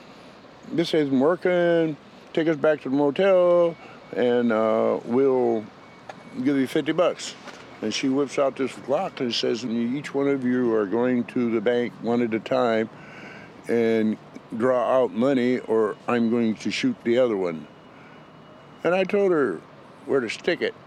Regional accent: Waterloo, Iowa, United States; now in Olympia, United States; I grew up in Waterloo, Iowa.

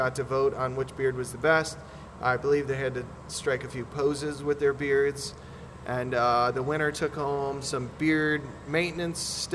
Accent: Shabbona, Illinois, United States; also born or lived in Sycamore, Illinois; I grew up out kind of by Shabana, 7 miles outside of Shabana

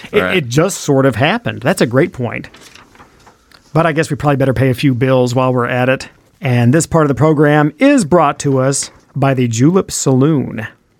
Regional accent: Oklahoma, United States; also born or lived in Paducah; now in Michigan, United States; When we came from Oklahoma to Paducah, that was like a journey to the center of the earth. It was during the Depression, and you did good having bus fare to get across town. The war just widened my world, especially after I came up to Michigan.

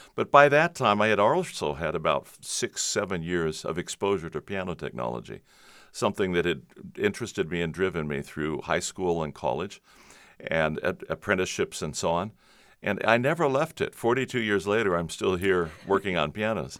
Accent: Covina, California, United States; Southern California, San Gabriel Valley. Grew up in Covina

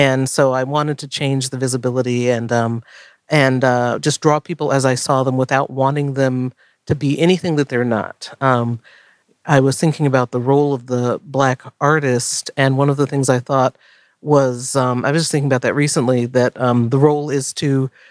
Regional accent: Florida, United States; I was born in Florida. My family's from the South

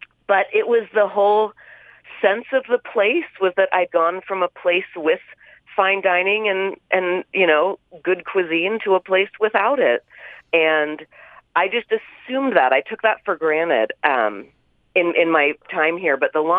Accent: California, United States; now in Utah, United States; I am as proud of being a Californian as I am of now being a Utahn.

